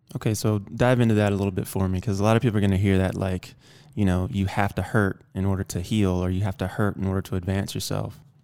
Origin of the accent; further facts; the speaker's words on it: the South, United States; moved away; I moved out here from the South. I grew up in the South